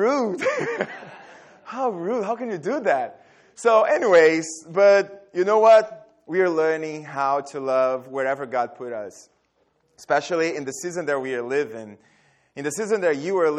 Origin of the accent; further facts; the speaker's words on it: Brazil; moved away; also born or lived in Dallas, Texas; I'm from Brazil, and I lived in Dallas